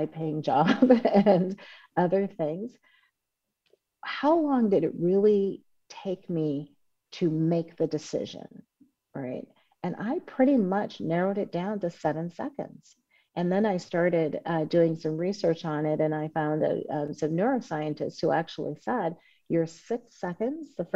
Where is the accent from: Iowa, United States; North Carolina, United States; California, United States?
California, United States; Oakland; I grew up in Oakland, California